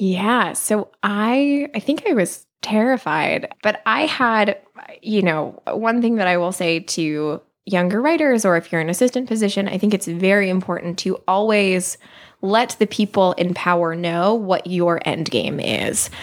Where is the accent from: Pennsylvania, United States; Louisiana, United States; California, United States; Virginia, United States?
Pennsylvania, United States; New Hope; moved away as an adult; now in Los Angeles, United States; I am from New Hope, Pennsylvania, which is a small town outside of Philadelphia